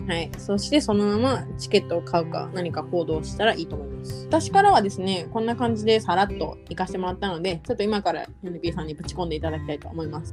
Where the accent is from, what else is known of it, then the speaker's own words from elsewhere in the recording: Japan; moved away; also born or lived in Tokyo; 地方出身なのであの地元に帰って友達とかと会って話す